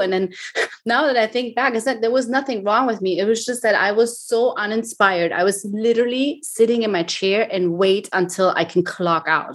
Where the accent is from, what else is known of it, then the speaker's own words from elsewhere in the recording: Germany; moved away as an adult; now in Miami, United States; I was born and raised in Germany